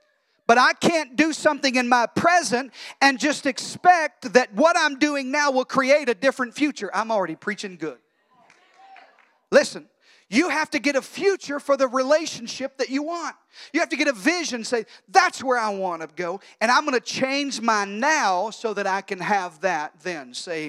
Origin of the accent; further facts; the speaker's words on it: Texas, United States; we're from Texas